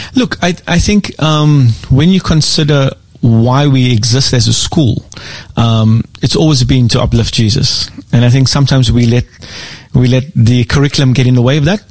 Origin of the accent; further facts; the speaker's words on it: South Africa; moved away as an adult; also born or lived in South Korea / Philippines; now in Australia; I am born and raised in South Africa.